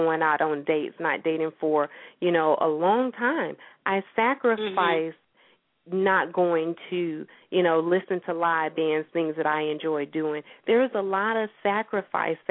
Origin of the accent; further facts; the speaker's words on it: St. Petersburg, Florida, United States; my hometown, St. Petersburg, Florida, I work with the libraries there